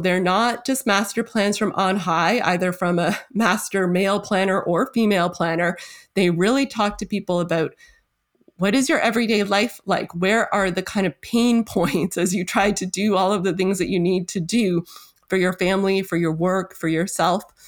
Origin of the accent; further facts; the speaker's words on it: Toronto, Ontario, Canada; moved away as an adult; now in Sackville, Canada; my hometown of Toronto